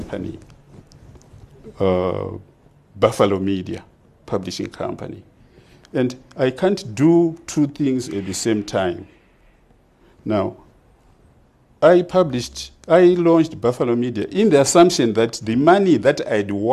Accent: Makoni, Manicaland, Zimbabwe; also born or lived in United States; made by the people of Makoni, my home area, my constituency

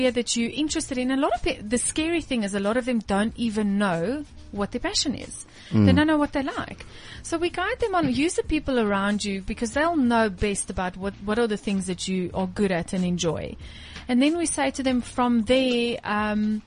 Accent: Pretoria, Gauteng, South Africa; Ek het in die stad groot geword, Middestad

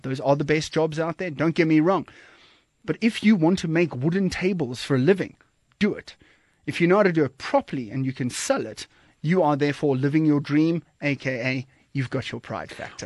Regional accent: Kommetjie, Western Cape, South Africa; moved away as an adult; also born or lived in Johannesburg, South Africa; now in Cape Town, South Africa; I'm originally from Komkie and, and Nordic area down, down south there

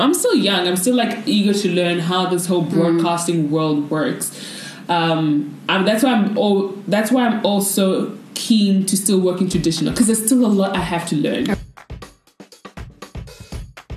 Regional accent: Nigeria; now in South Africa; I'm Nigerian in South Africa

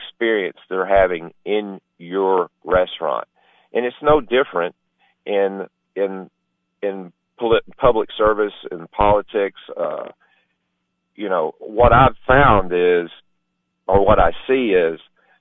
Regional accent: White County, Tennessee, United States; I'm from White County

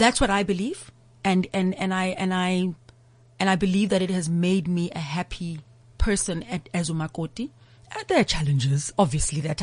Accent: Umlazi, KwaZulu-Natal, South Africa; Growing up in Mlazi, I speak Zulu fluently

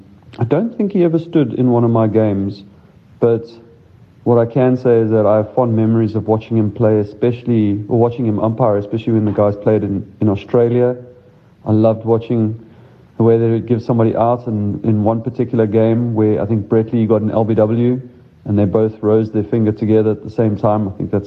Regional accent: South Africa; myself being a South African player.

